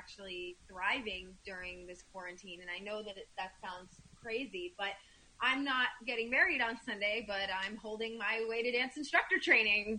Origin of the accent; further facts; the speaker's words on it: Flowery Branch, Georgia, United States; moved away as an adult; now in New York City, United States; I'm from Georgia, from a town called Flowery Branch, so from the South, and I moved up here, 10 years ago